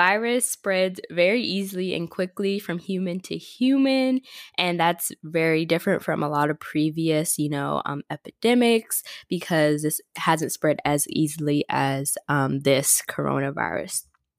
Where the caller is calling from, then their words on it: Florida, United States; Hey guys, it is … I'm checking in from Florida. I'm back home because I have online class for the rest of the semester.